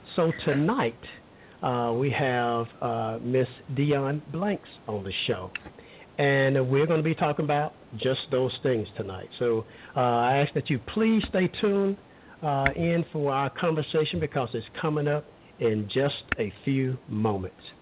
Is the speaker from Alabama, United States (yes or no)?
yes; Alabama, United States; I grew up in Alabama